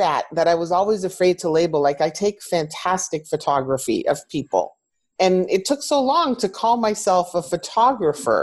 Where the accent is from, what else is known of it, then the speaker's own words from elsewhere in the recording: Canada; I am a Canadian woman of Greek heritage